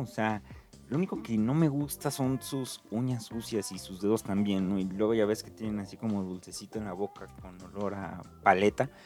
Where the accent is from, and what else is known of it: Mexico